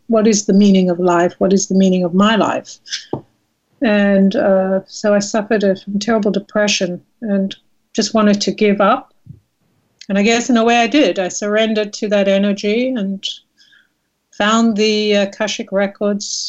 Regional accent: South Africa; moved away as an adult; now in United States; I was born and raised in South Africa. I came to America as a visitor and landed up staying

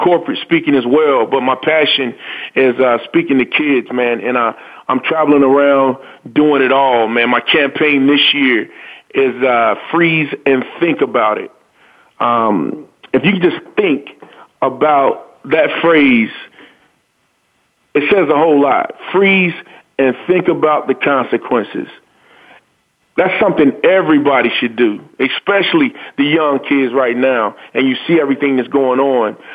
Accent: North Carolina, United States; born and raised in North Carolina.

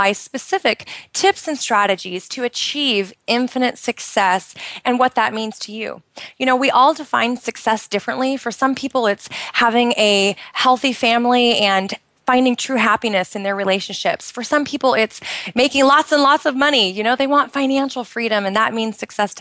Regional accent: United States; moved away as an adult; now in Bahrain; I'm originally from the United States, and we've been over here for a couple of years

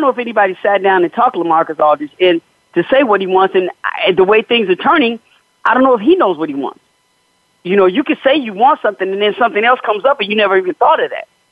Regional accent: Chicago, Illinois, United States; I'm from Chicago.

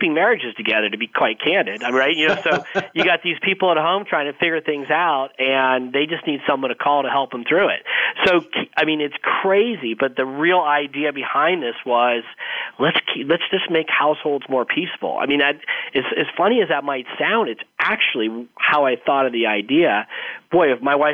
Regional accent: Arizona, United States; I grew up in Arizona. So I'm one of the few people that grew up in Arizona

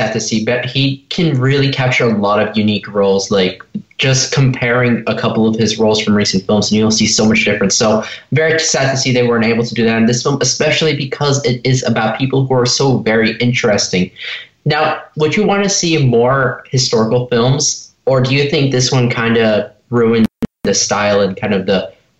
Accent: Los Angeles, California, United States

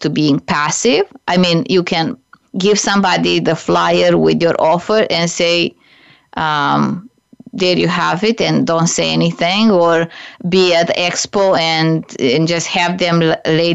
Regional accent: Romania; moved away; also born or lived in Canada / United States; I'm originally from Romania

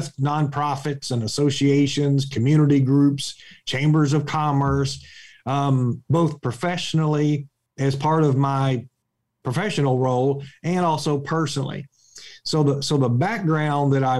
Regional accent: Talladega, Alabama, United States; I'm originally from Talladega in Alabama, and a small town community

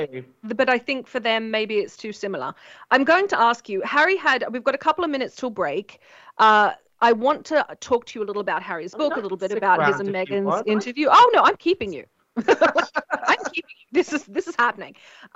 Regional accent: Australia; now in Los Angeles, United States; they hear my accent, think I'm English. I have to then explain, no, no, no, I'm Australian.

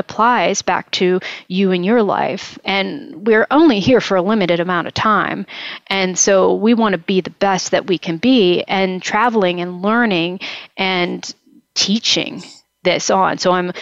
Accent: Moundsville, West Virginia, United States; moved away; where I grew up near Moundsville

